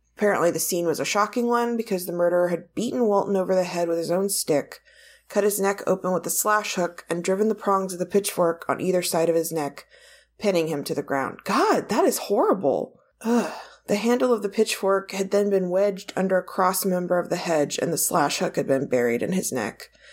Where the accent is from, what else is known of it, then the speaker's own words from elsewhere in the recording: Ireland; as an Irish person